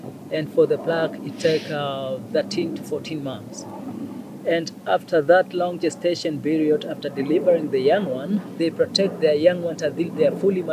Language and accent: English; near Maasai Mara, Narok County, Kenya; moved away as an adult; now in Ol Pejeta, Kenya; Masai Mara is very close to my village.